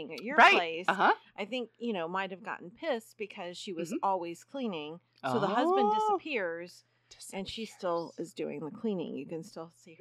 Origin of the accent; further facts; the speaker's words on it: Hamilton, Ohio, United States; I'm from Hamilton, Ohio